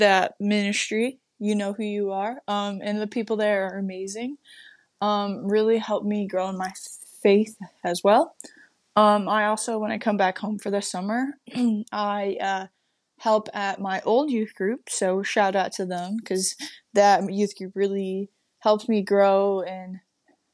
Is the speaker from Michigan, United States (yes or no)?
yes; Michigan, United States; moved away; I'm originally from Michigan